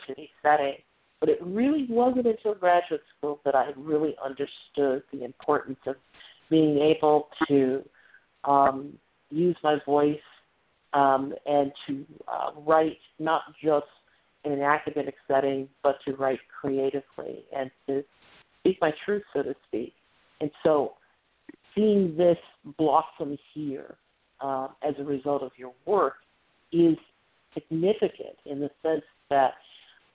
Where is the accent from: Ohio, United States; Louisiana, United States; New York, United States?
Ohio, United States; Northern; accent: slight twang; I'm from Northern Ohio. And so we both have that sort of slight twang